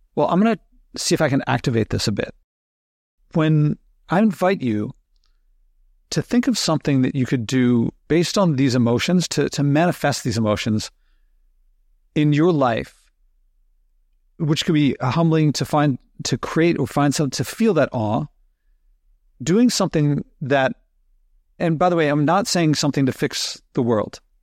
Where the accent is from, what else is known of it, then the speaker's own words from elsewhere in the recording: Philadelphia, Pennsylvania, United States; I grew up in Philadelphia, so going down the shore in Jersey wasn't too far away